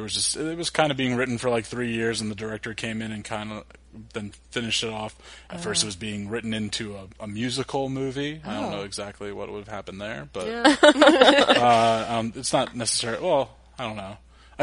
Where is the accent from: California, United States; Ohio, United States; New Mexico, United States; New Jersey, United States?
New Jersey, United States; moved away; I'm from Jersey, I say tomatoes.